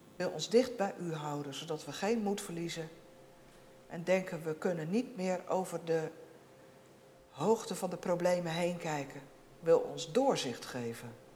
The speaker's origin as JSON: {"language": "Dutch", "country": "Netherlands", "said": "we als Nederlanders"}